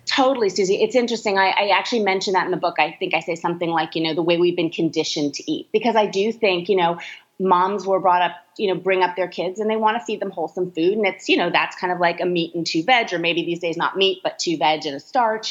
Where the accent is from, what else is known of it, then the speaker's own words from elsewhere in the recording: California, United States; I'm from California